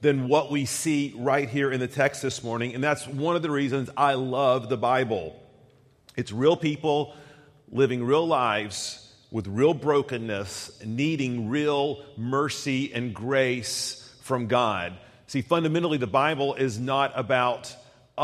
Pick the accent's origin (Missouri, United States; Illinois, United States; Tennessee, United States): Tennessee, United States; I'm from Tennessee